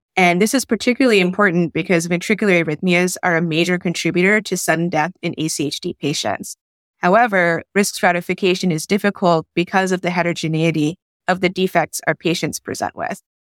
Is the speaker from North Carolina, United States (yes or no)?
yes; Raleigh, North Carolina, United States; also born or lived in Bangladesh; I'm from Raleigh by way of Bangladesh